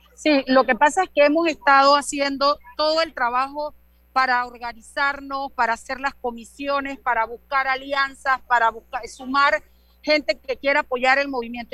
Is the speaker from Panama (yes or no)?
yes; Panama; todos somos panameños